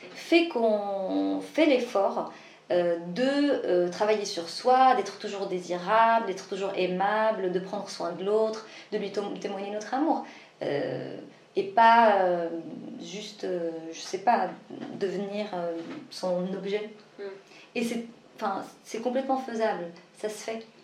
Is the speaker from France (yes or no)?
no; Morocco; moi je suis marocaine